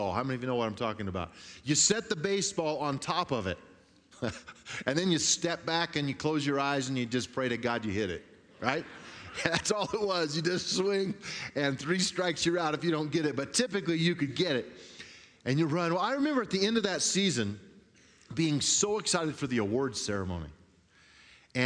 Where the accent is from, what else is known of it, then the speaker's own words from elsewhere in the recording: Grand Junction, Colorado, United States; I grew up on the West Slope in a little town called Grand Junction